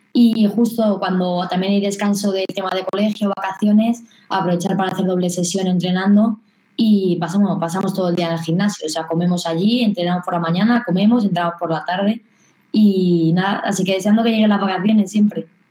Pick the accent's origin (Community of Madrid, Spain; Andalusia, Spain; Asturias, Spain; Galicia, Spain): Community of Madrid, Spain; Madrid; yo soy de Madrid, pero compito por Castilla-La Mancha